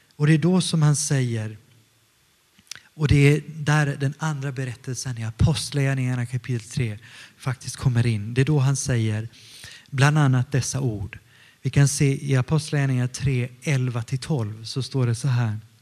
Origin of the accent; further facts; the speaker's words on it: Stockholm County, Sweden; also born or lived in northern Italy; now in Gothenburg, Sweden; jag kommer från Stockholm ursprungligen och jag är uppvuxen mestadels utanför Stockholm, 20 kilometer utanför Stockholm, söder om Stockholm men också i Italien, i norra Italien.